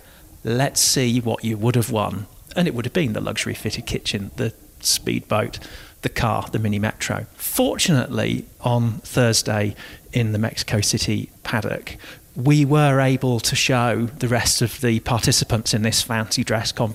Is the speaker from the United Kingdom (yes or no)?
yes; Hull, Yorkshire and the Humber, United Kingdom; moved away; I left my hometown of Hull many years ago